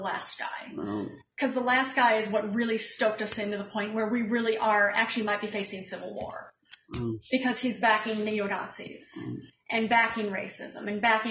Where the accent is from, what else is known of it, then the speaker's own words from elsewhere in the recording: Columbus, Ohio, United States; moved away; I was born in Columbus